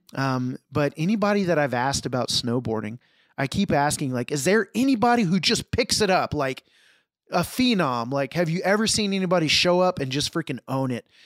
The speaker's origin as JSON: {"language": "English", "town": "Houston", "region": "Texas", "country": "United States", "tie": "born or raised there", "said": "I grew up in Houston, so we were near, near Galveston."}